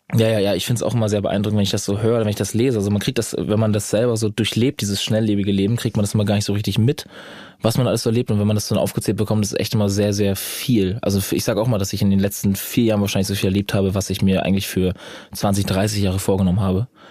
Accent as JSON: {"language": "German", "region": "Schleswig-Holstein", "country": "Germany", "tie": "born or raised there", "also_born_or_lived": "Bad Oldesloe", "said": "Also ich komme nicht aus Bad Oldesloe, ich bin ja nur geboren, aber ich komme natürlich aus Schleswig-Holstein allgemein."}